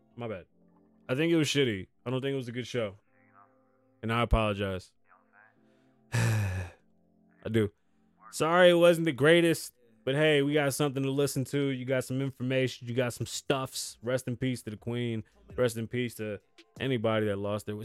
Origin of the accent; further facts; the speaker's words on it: United States; I'm from the United States of America